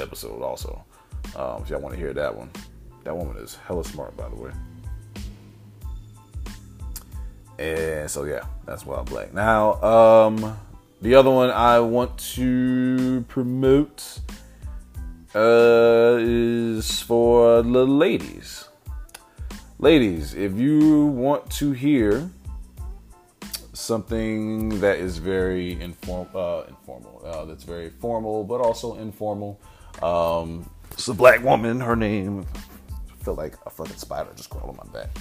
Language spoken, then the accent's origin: English; South Carolina, United States; South Carolina, my home state